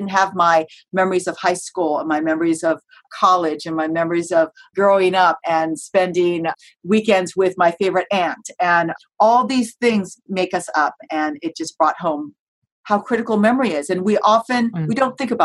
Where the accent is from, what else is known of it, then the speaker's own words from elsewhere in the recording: United States; I'm Japanese American, my parents were born in the United States